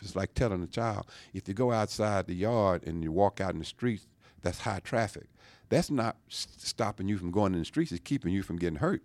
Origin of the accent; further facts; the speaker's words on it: Louisiana, United States; now in Georgia, United States; growing up in Louisiana